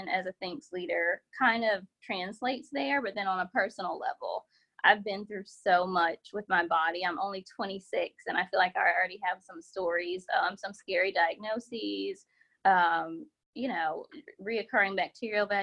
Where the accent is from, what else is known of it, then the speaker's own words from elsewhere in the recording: Columbia, South Carolina, United States; now in Charlotte, United States; I currently live in Charlotte, North Carolina, but born and raised in Columbia, South Carolina.